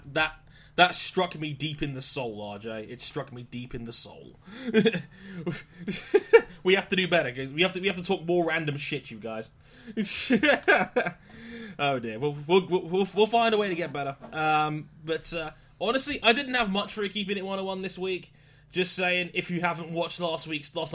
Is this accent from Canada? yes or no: no; London, United Kingdom; I'm from London, and many people know that I'm from London, and if you've watched the news in recent times, it's not been the best of weeks for our hometown